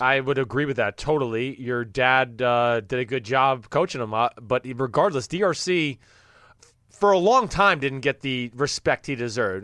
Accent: New Jersey, United States; I'm from New Jersey

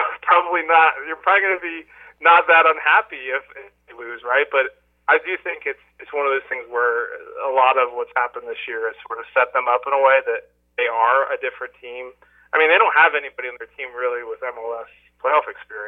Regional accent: New Jersey, United States; I grew up in South Jersey

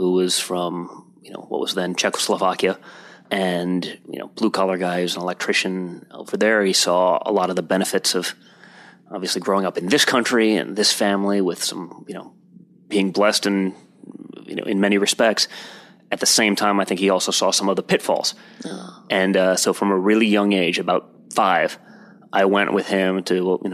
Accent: New York City, New York, United States; also born or lived in Colorado; I was born and raised here in New York City in 1977

